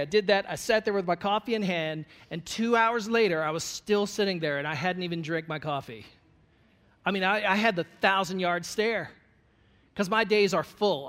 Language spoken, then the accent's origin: English; Goochland, Virginia, United States; I was at this uh, festival in my hometown. It was called Goochland Day